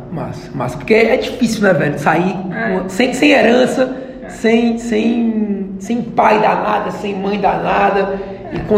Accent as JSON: {"language": "Portuguese", "town": "Guaiúba", "region": "Ceará", "country": "Brazil", "said": "É, venho de Guaiúba, né? É Guaiúba"}